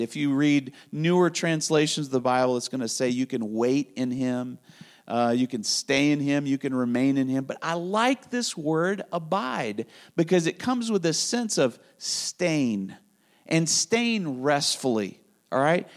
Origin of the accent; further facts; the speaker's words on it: Spain; moved away; I grew up in Spain